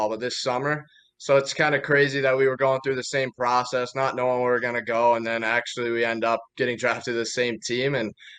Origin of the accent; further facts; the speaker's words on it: Detroit, Michigan, United States; I was going to be drafted my hometown team